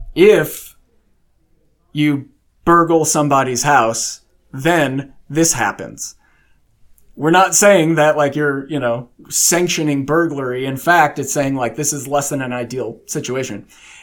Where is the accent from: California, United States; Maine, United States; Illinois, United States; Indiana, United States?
Illinois, United States; moved away as an adult; also born or lived in South Carolina / Washington / Nebraska / Arkansas; now in Texas, United States; I grew up in Southern Illinois near St. Louis. I moved to South Carolina, then Washington State. We lived in Nebraska, Arkansas, Oklahoma, and now Texas, and we planted roots in Texas.